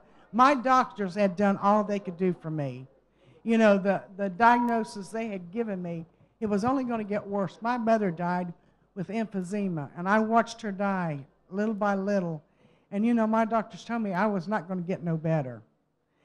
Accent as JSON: {"language": "English", "country": "United States", "said": "I'm from the United States."}